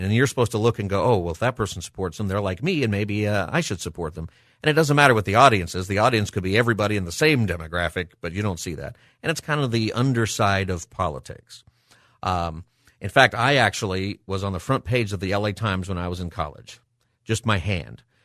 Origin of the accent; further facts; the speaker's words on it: United States; As an American